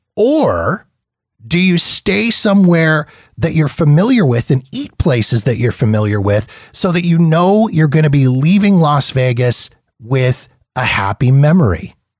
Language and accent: English; Manitoba, Canada; also born or lived in Saskatchewan / Ontario; now in Alberta, Canada; I grew up in Manitoba